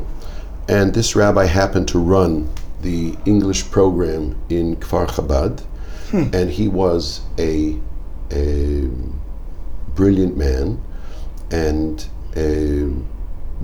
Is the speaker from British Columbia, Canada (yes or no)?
yes; Vancouver, British Columbia, Canada; moved away as an adult; now in Jerusalem, Israel; I'm originally from Vancouver, Canada, from a non-observant Jewish family.